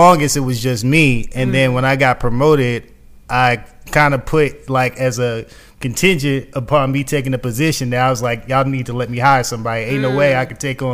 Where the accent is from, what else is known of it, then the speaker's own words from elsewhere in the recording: New York City, New York, United States; moved away as an adult; now in Atlanta, United States; I'm originally from New York City. I came down here for college, went to Morehouse